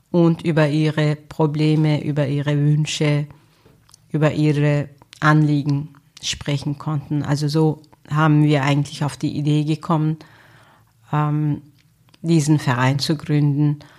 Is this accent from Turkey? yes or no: yes; Turkey; also born or lived in Germany; now in Austria; Wahrscheinlich ist Österreich ihr Heimatland. Türkei ist mein Heimatland, wo ich meine Kindheit verbracht habe, wo noch ein Teil meiner Familie lebt. Von Deutschland habe ich gute sowie schlechte Erinnerungen noch.